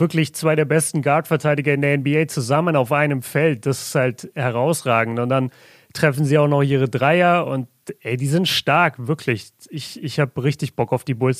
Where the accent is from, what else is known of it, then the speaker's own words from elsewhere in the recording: Southern Germany, Germany; bei uns in Süddeutschland